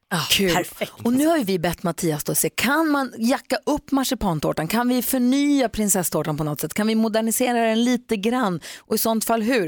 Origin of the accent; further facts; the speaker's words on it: Växjö, Kronoberg County, Sweden; Jag är också född i Växjö